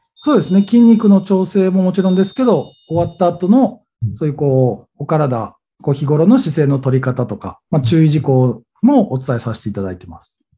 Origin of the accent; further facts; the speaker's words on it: Kurume, Fukuoka, Japan; 今、こう、住んでる地元の久留米、福岡県の久留米市に